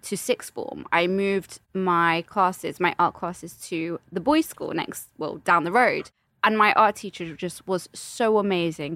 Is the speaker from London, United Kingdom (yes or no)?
yes; London, United Kingdom; accent: British; I'm also from London.